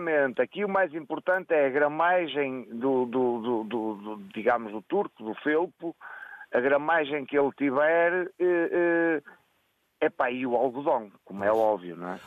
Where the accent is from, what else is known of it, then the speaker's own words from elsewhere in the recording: Riba de Ave, Braga, Portugal; É Ribadave, é mesmo na minha terra